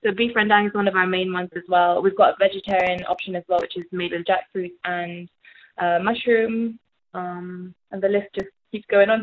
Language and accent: English; Malaysia; moved away as an adult; now in United Kingdom; we grew up in Malaysia together. Uh, came over to the UK hmm. yeah. years ago.